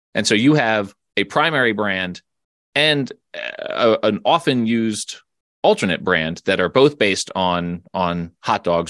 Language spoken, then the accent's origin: English; Philadelphia, Pennsylvania, United States; now in Colorado, United States; I grew up in the Philadelphia area